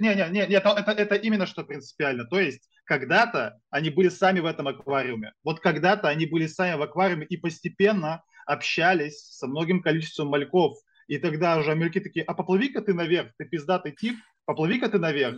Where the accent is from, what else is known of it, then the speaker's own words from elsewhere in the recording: Sarapul, Udmurtia, Russia; also born or lived in Izhevsk; я из города Сарапул, это все Удмуртская республика